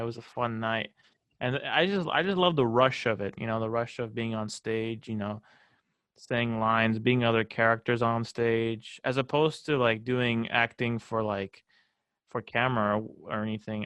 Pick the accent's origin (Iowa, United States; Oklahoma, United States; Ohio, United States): Iowa, United States; Des Moines; also born or lived in Waukee, Iowa / Fairfield, Iowa; I come here from Des Moines, two hours away from Fairfield